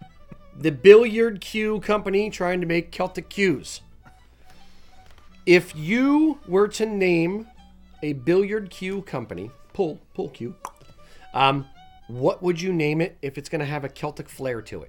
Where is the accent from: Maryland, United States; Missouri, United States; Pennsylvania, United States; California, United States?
Pennsylvania, United States; Philadelphia region; Growing up in the Philadelphia region